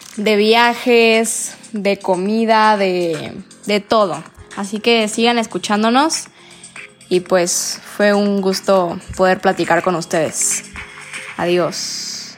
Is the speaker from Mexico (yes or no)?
yes; Mexico; como buen mexicano